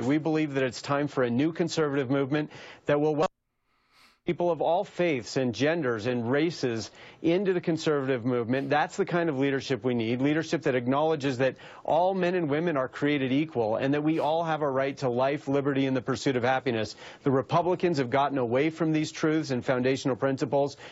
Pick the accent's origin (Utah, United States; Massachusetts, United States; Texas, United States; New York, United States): Utah, United States; I was born in Utah. I went to school there.